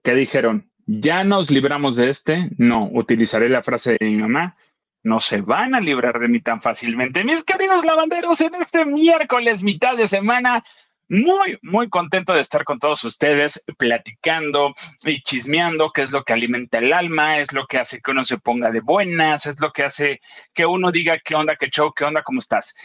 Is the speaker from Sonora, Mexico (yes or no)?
no; Acapulco, Guerrero, Mexico; moved away; ver imágenes del lugar donde creciste y, pasaste muchas cosas, eh, tanto buenas como malas, verlo destruido